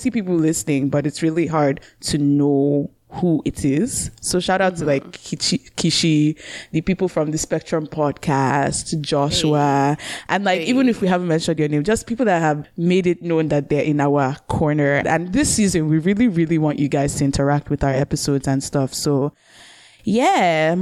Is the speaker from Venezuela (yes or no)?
no; Nigeria; now in Canada; all three of us live in Canada, but we are Nigerians